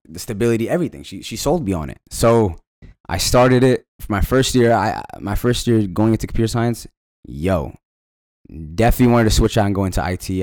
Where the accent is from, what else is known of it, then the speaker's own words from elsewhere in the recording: Falls Church, Virginia, United States; moved away as an adult; now in Los Angeles, United States; I was born and honest in Virginia, raised in Falls Church